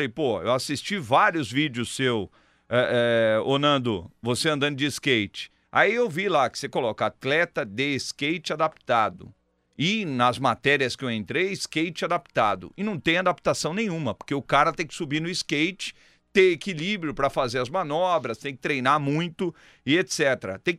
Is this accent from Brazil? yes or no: yes; Rio de Janeiro, Brazil; Sou, sou do Rio de Janeiro.